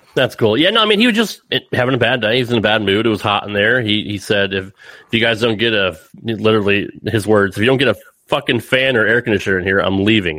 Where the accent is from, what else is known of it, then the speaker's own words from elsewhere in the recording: Connecticut, United States; growing up in Connecticut myself, like in the Northeast